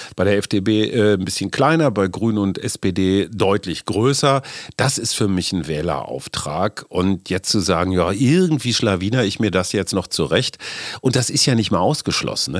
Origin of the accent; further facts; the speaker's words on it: Münster, North Rhine-Westphalia, Germany; Münster, meine Heimatstadt